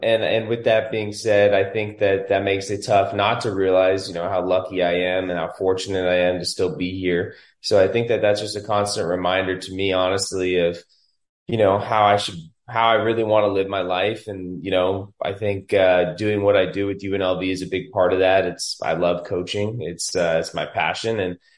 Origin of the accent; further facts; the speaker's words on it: Las Vegas, Nevada, United States; I was born and raised in Vegas.